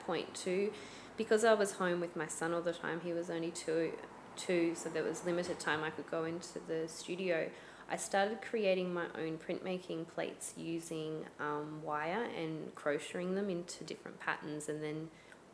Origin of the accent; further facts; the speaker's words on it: Australia; growing up in Australia